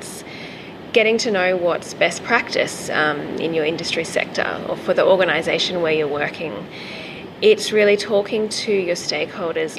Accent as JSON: {"language": "English", "country": "Australia", "also_born_or_lived": "Canada / Vietnam", "first_language": "English", "moved": "as an adult", "lives_now": "Spain", "said": "I started my career in communications in Australia. I am an Australian"}